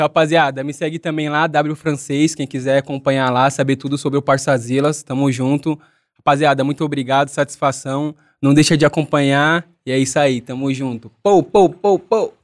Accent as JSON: {"language": "Portuguese", "region": "São Paulo", "country": "Brazil", "said": "eu sou da cidade de Tiradentes"}